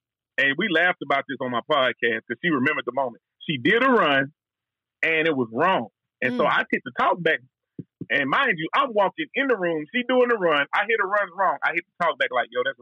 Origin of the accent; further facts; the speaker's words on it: Texas, United States; I was from Texas. We barbecue and Mexican food